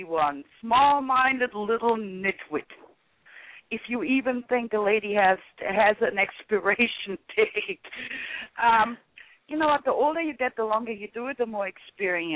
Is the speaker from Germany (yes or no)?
yes; Offenbach am Main, Hesse, Germany; English is a second language; now in United States; Originally, I'm from Offenbach am Main, Germany, but I've been in the U.S. since, 1988